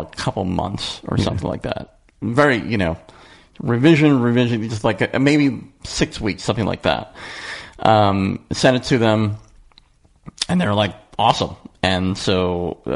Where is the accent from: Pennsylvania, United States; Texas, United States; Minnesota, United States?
Pennsylvania, United States; Philadelphia; moved away as an adult; now in Los Angeles, United States; I missed the East Coast. I'm from Philadelphia